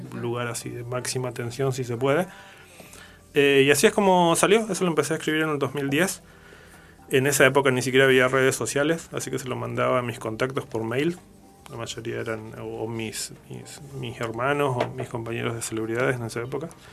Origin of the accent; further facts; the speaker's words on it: Patagonia, Argentina; siendo patagónico